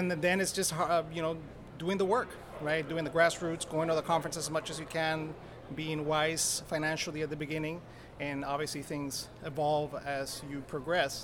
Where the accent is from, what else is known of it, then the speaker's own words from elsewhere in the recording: El Salvador; I was born in El Salvador.